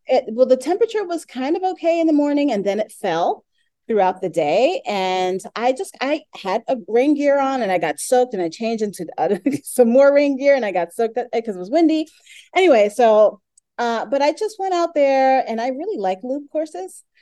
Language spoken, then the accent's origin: English; New York City, New York, United States; I'm from Brooklyn